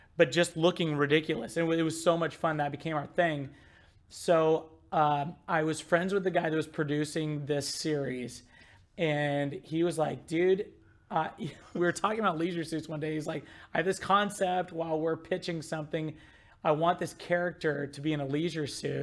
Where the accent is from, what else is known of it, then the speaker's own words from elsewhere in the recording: Midwest, United States; I grew up in the Midwest